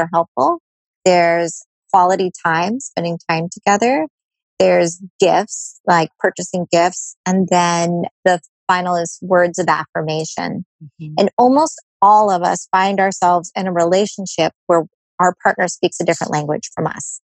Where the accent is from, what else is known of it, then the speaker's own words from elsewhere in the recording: San Diego, California, United States; I'm from San Diego